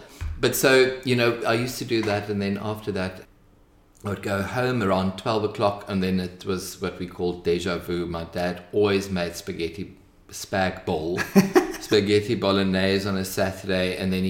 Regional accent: Bloemfontein, Free State, South Africa; moved away as an adult; also born or lived in Kimberley; I'd say that I pretty much grew up in Bloemfontein because I was there from a year and a half until I was 18.

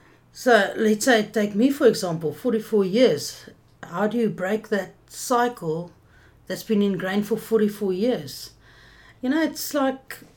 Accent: Johannesburg, Gauteng, South Africa; I'm actually from Joburg originally.

